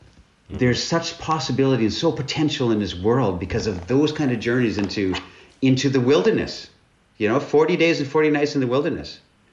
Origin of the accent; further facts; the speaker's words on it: Northern Canada, Canada; I'm from Northern Canada. And I was poor